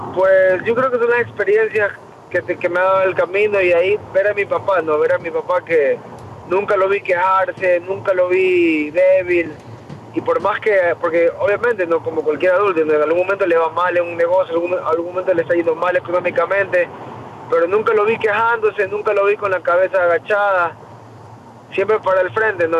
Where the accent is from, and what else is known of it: Ecuador; moved away as an adult; now in United States